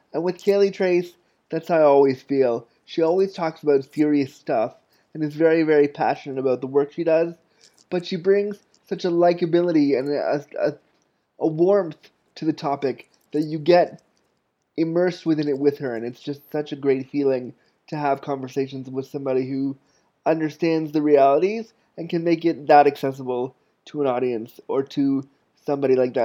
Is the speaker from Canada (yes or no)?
yes; Toronto, Ontario, Canada; moved away as an adult; also born or lived in Ottawa, Ontario, Canada; when I was 19, I moved from Toronto, from North York, Ontario, Canada to Ottawa, Canada